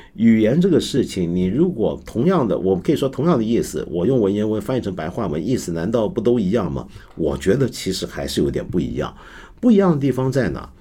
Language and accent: Chinese; China; 我们既然身为中国人，我身在这个文化之中